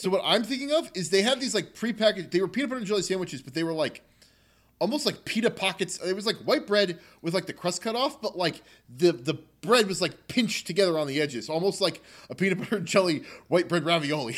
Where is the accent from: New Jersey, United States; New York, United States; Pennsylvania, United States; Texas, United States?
New Jersey, United States; moved away; also born or lived in Baltimore; I was coming from New Jersey, like, the land of a thousand diners